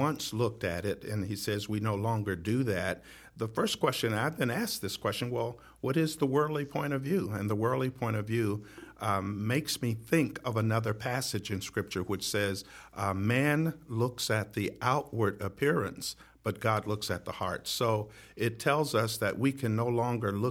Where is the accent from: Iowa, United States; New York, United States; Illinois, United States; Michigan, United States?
Michigan, United States; Detroit; moved away as an adult; also born or lived in Pasadena, California; I was born and raised in Detroit, Michigan